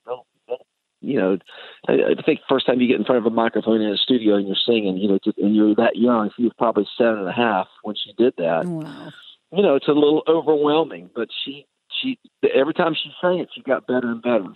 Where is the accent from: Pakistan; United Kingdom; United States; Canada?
United States; Nashville, Tennessee; with the Nashville Symphony here in my hometown.